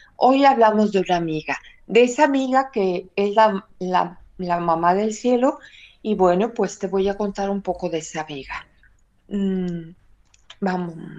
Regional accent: Mexico City, Mexico; now in Córdoba, Spain; tengo la dicha y la gracia de haber nacido en el mismo lugar donde ella se apareció y dejó su imagen

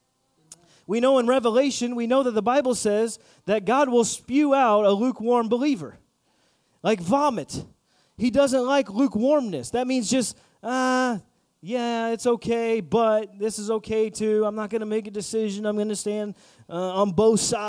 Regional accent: Indiana, United States; I'm from Indiana, and we got a lot of area and space.

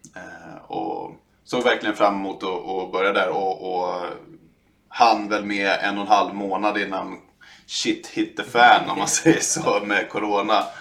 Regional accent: Stockholm, Stockholm County, Sweden; i norra Sköndal där jag är ifrån

